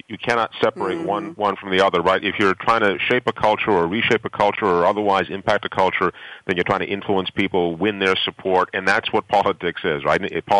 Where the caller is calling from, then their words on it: Boston, Massachusetts, United States; I am in Boston. We just had a wonderfully magnificent line of thunderstorms come through here and knock out power.